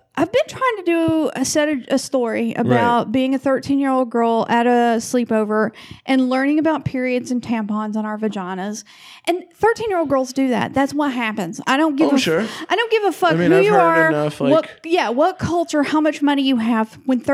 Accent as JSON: {"language": "English", "region": "the South", "country": "United States", "said": "I'm from the South. We say Lafayette."}